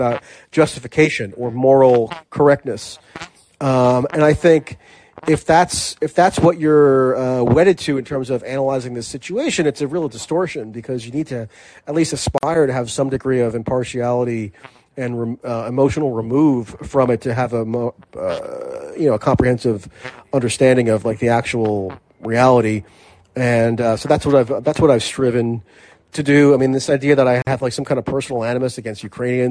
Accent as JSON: {"language": "English", "country": "United States", "said": "I'm an American."}